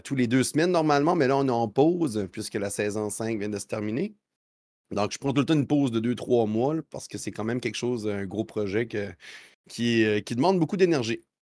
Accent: New Brunswick, Canada; moved away as an adult; now in Quebec City, Canada; je suis un, Acadien. J'ai grandi au Nouveau-Brunswick. je suis déménagé maintenant à Québec

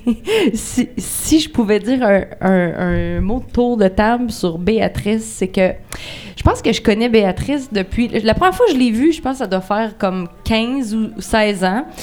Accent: Lac-Fouillac area, Quebec, Canada; je venais du lac du Faux

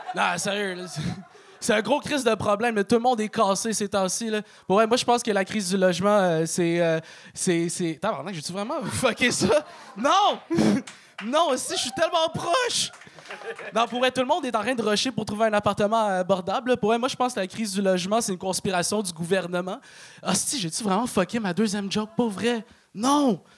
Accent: Laval, Quebec, Canada; J'ai grandi à Chemédé, euh, ce qui est la contraction de chômage everyday

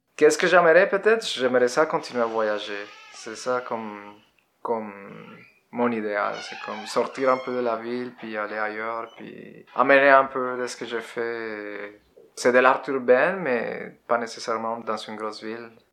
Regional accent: Bogotá, Colombia; French is a second language; moved away as an adult; now in Quebec, Canada; Je viens de la Colombie. Je suis né en Colombie en euh, 82

